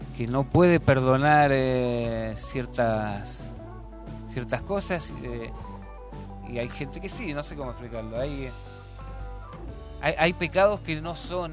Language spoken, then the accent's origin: Spanish; Argentina; moved away; como cualquier argentino